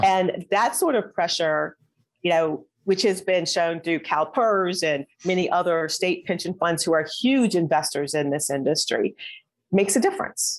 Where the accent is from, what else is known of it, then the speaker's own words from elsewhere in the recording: Midwest, United States; moved away as an adult; also born or lived in Atlanta; I was from the Midwest.